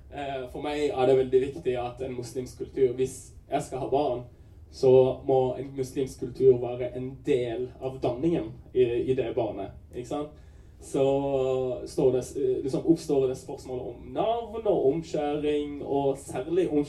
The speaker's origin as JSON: {"language": "Norwegian", "country": "Pakistan", "said": "Og jeg vil komme ut av skapet som pakistaner."}